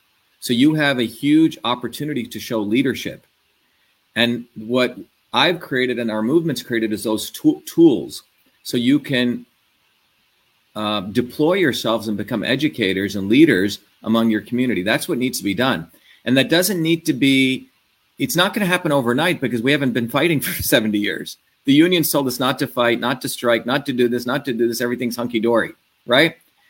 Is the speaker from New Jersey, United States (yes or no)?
yes; New Jersey, United States; New Jersey, my hometown, a lot of the mothers invited me to go there.